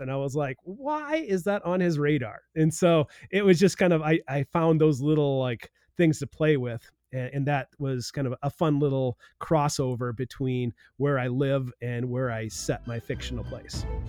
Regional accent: South Dakota, United States; now in Blue Earth County, Minnesota, United States; I grew up in South Dakota

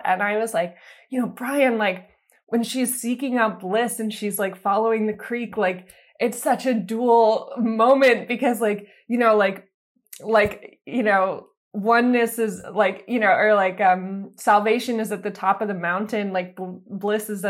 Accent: East Coast, United States; moved away as an adult; now in Los Angeles, United States; I'm originally from the East Coast. I moved out here a few years ago.

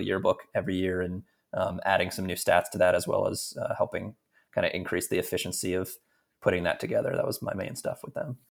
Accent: Philadelphia, Pennsylvania, United States; moved away; I'm from Philadelphia originally

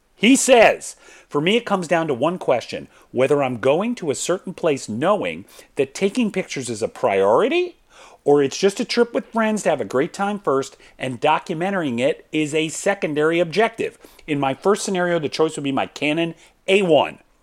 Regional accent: Atlanta, Georgia, United States; moved away as an adult; I come from Atlanta, Georgia.

